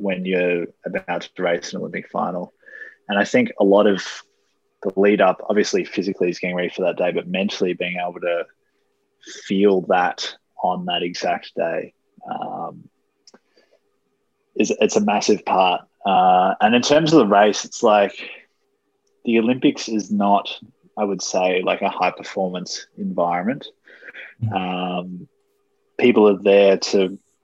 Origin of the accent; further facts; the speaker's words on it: Australia; growing up in Australia